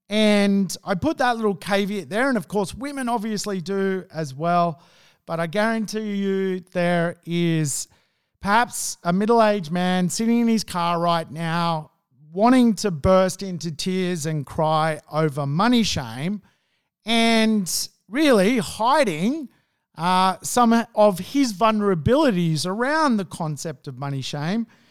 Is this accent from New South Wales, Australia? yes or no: yes; Sydney, New South Wales, Australia; I grew up in Hunnis Hill, which was a old money marketplace